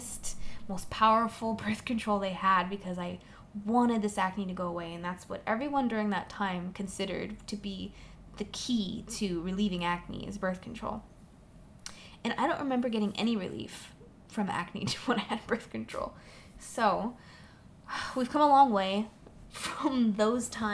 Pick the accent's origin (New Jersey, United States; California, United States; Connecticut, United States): California, United States; Orange County; also born or lived in Fresno, California; now in Los Angeles, United States; I grew up in Orange County